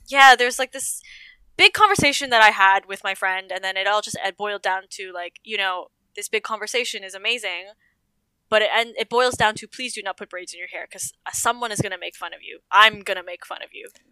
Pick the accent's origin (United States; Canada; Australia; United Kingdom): Canada; Toronto, Ontario; I am born and raised in Toronto, Canada.